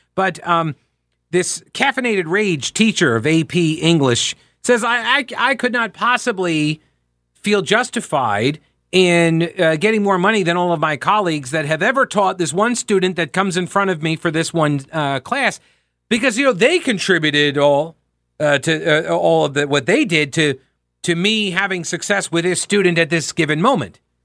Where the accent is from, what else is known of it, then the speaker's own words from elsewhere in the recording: New York, United States; moved away as an adult; also born or lived in Rock Hill, South Carolina / Asheville, North Carolina; now in Charlotte, United States; I grew up in New York. I got down here at age eighteen.